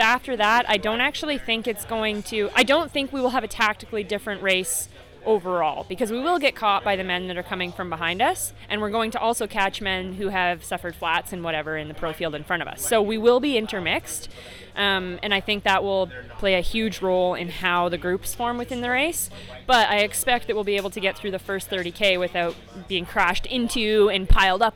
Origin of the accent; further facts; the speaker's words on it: Canada; I'm Canadian. Yeah, we live there.